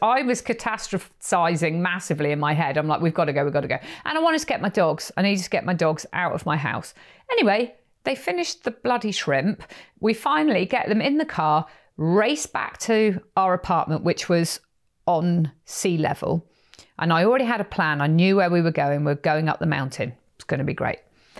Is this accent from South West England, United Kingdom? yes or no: yes; Perranporth, South West England, United Kingdom; I know of a lot of Americans, when they hear I'm from Cornwall, they're like, have you ever heard of Doc Martin